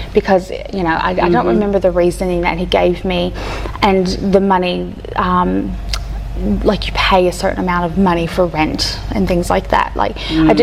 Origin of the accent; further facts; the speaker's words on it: Kentucky, United States; moved away; I was born and raised in Kentucky by a stepdad.